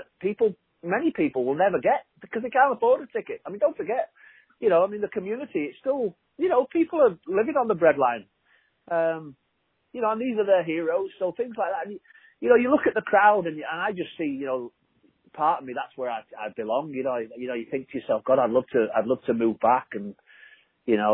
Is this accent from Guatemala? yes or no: no; Liverpool, North West England, United Kingdom; moved away as an adult; now in United States; I'm as American now as I'm English. I've lived here nearly 25 years, and you know, I left when I was 25, so I'm literally as American. But I'll always feel that Liverpool is my spiritual home